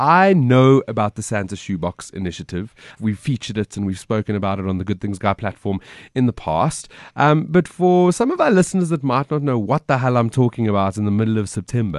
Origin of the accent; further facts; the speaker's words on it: Johannesburg, Gauteng, South Africa; I'm from Joburg and I see that she's in Cape Town.